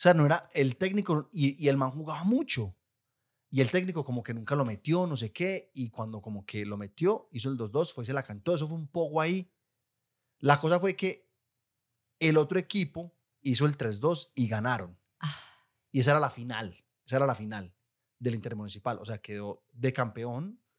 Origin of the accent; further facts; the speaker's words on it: Guatapé, Antioquia, Colombia; yo soy de Guatapé.